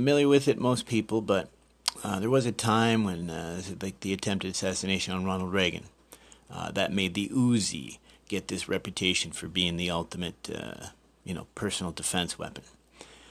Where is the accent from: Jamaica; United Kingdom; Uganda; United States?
United Kingdom; England; as an English person